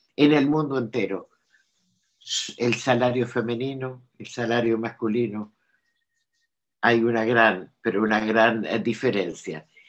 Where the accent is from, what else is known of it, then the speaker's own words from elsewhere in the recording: Argentina; now in France; tengo la, nacionalidad francesa. Presido, tengo mis papeles en orden, pero yo soy argentina.